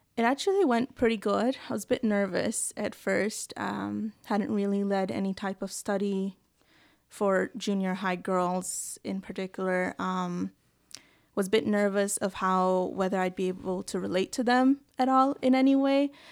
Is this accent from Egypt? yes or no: no; Belize; moved away as an adult; now in Newfoundland, Canada; I grew up in Belize, a small country in Central America near Mexico, and I came to Newfoundland in about twenty sixteen